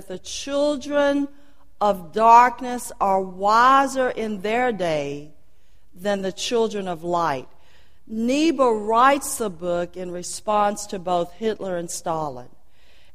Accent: Port Arthur, Texas, United States; as a colored girl growing up in Port Arthur, we were taught that the King's English was the proper way to speak.

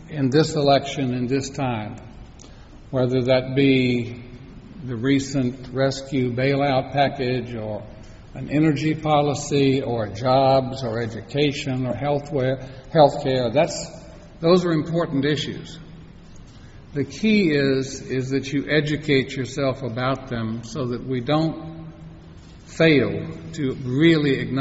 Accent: United States; we as American citizens

